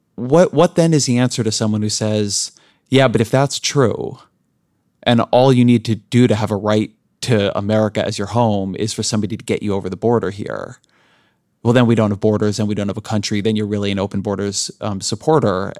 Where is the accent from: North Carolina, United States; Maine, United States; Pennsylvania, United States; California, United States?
California, United States; Southern; I grew up in Southern California in an immigrant-heavy community